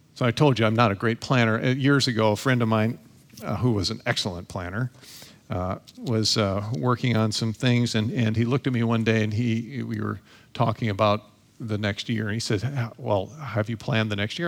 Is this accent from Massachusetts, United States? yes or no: no; Toledo, Ohio, United States; I was born and raised in Toledo, Ohio.